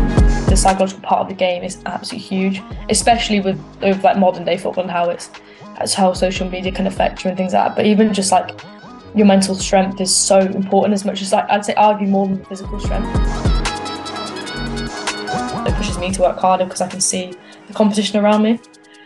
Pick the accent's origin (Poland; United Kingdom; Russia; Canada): United Kingdom; just north of Birmingham, West Midlands; I come from like the Midlands area, not kind of Birmingham, kind of just a bit north of Birmingham.